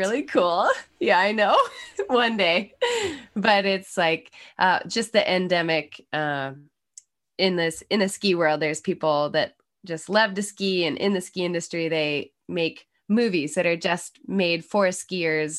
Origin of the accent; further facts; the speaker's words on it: Snowbird, Utah, United States; moved away as an adult; also born or lived in Salt Lake City, Utah; now in Maine, United States; I was born in Salt Lake, but, uh, lived in the employee housing up at Snowbird my whole life